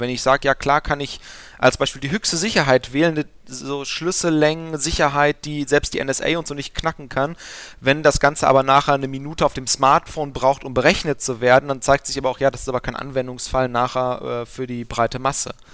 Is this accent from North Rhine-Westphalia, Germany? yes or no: yes; Aachen, North Rhine-Westphalia, Germany; also born or lived in Gelsenkirchen; gebürtig komme ich aus Aachen